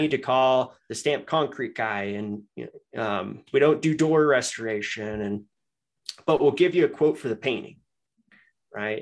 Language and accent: English; Denver, Colorado, United States; moved away as an adult; also born or lived in Michigan; I'm from Denver